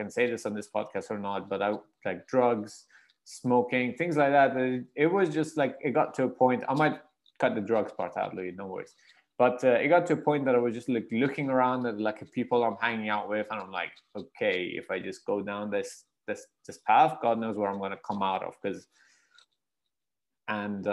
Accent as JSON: {"language": "English", "country": "Iran", "moved": "yes", "said": "I'm from Iran"}